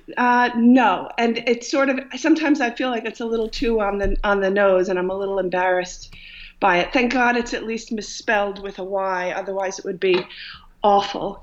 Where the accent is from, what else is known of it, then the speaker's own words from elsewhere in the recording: Dix Hills, New York, United States; now in Long Island, United States; I was born uh, and raised in Long Island, and um, in Dix Hills